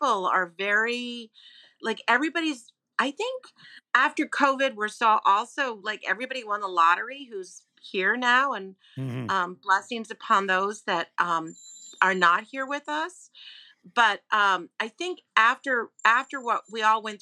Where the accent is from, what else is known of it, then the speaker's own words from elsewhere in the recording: New York, United States; I'm a New Yorker